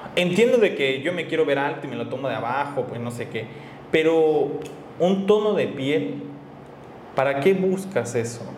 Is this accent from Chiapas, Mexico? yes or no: yes; Chiapas, Mexico; yo de Chiapas